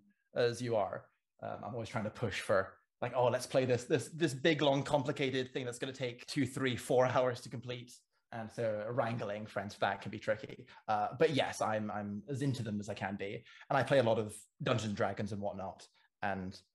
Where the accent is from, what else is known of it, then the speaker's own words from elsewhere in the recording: Cayman Islands; also born or lived in England; now in Edinburgh, United Kingdom; I grew up in the Cayman Islands and studied classics and ancient history over in England. And now I'm living in Edinburgh